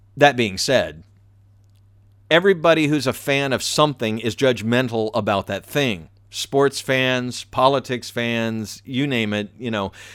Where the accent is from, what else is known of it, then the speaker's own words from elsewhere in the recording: the South, United States; I'm from the South.